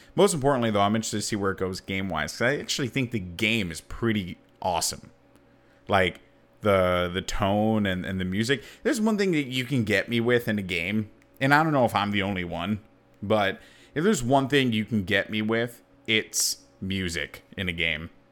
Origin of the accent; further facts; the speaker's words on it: New York City, New York, United States; as a New Yorker